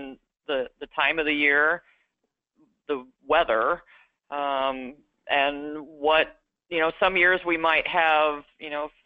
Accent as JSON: {"language": "English", "region": "Ohio", "country": "United States", "tie": "born or raised there", "also_born_or_lived": "Texas", "said": "I grew up in Ohio, and I grew up on a Polled Hereford farm"}